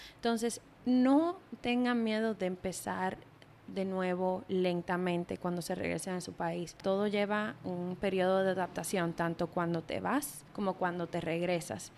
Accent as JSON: {"language": "Spanish", "country": "Dominican Republic", "also_born_or_lived": "New York", "moved": "yes", "said": "todos somos dominicanos y dominicanas"}